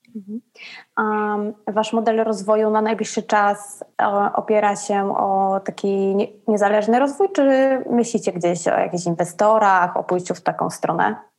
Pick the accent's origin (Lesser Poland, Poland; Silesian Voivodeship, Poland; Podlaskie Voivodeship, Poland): Lesser Poland, Poland; Kraków; now in Rome, Italy; w Krakowie, gdzie, gdzie skąd, skąd jestem